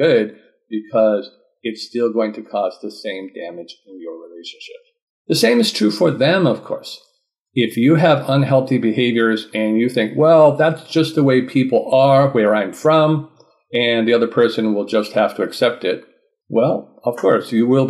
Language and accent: English; Vermont, United States; now in Georgia, United States; I'm from the USA, I'm from Vermont, and have traveled many places and lived in many places in the United States. Currently, I live in Georgia with my wife from Japan.